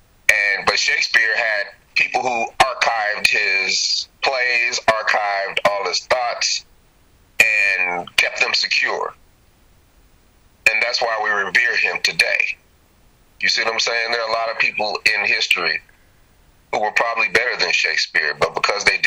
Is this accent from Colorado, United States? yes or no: yes; Denver, Colorado, United States; moved away as an adult; also born or lived in Chicago, Illinois / Sacramento, California; now in Atlanta, United States; I was born in Chicago. Steve was born in Omaha. We were grown up in Denver.